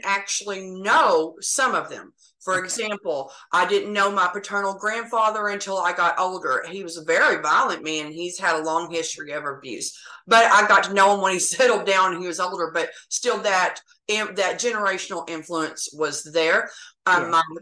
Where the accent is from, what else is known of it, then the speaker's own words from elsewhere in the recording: Texas, United States; also born or lived in Oklahoma; I was actually born in Oklahoma, but I've lived in Texas since I was 3 years old. I live in North Texas